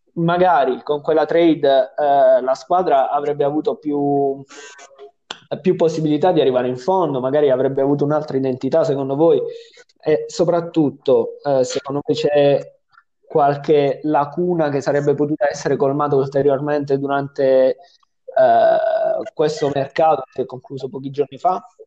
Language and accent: Italian; Apulia, Italy; siamo pugliesi